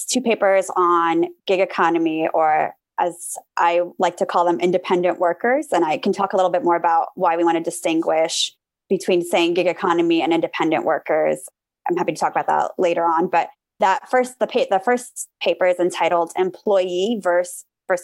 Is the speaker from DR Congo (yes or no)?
no; Armenia; now in United States; I grew up in Armenia, which is a post-Soviet country.